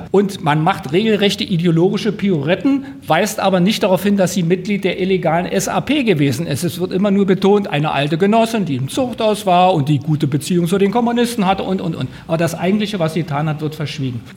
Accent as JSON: {"language": "German", "region": "Berlin", "country": "Germany", "said": "obwohl man als Berliner natürlich auch einiges kennt"}